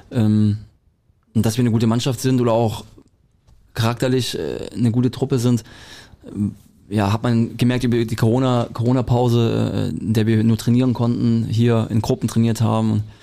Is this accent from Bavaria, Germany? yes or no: no; Friedrichshafen, Baden-Württemberg, Germany; Ja, wie Schwabe. Viel, Schwabe.